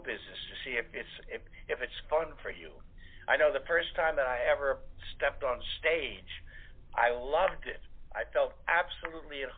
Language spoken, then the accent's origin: English; Goshen, Indiana, United States; also born or lived in New York; now in Beverly Hills, United States; I'm of course from Goshen, Indiana, originally